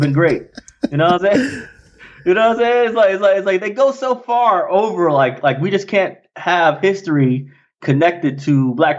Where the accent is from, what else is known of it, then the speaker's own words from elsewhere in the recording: New York City, New York, United States; also born or lived in Alabama / San Diego; Queens specifically.